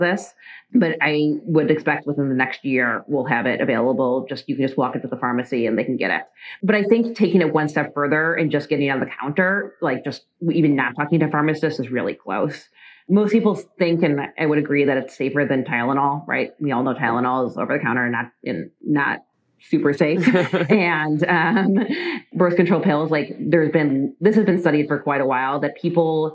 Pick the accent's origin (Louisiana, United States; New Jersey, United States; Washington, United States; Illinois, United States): Illinois, United States; Chicago; I grew up in the North Shore of Chicago